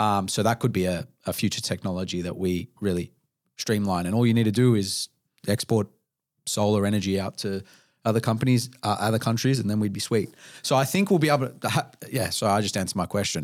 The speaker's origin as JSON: {"language": "English", "town": "Melbourne", "region": "Victoria", "country": "Australia", "tie": "born or raised there", "said": "my first twenty-eight years of life as an Australian person"}